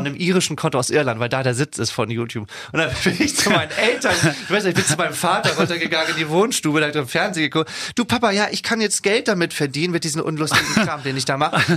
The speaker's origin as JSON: {"language": "German", "region": "Schleswig-Holstein", "country": "Germany", "tie": "born or raised there", "also_born_or_lived": "Wesselburen", "said": "meiner Heimat. Ich glaube sowieso, dass das Land Schleswig-Holstein einen sehr erdet"}